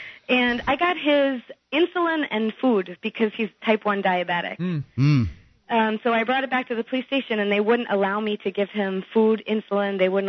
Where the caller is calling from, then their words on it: New York City, New York, United States; I'm calling from New York City, and I have a police horror story from New Year's Eve.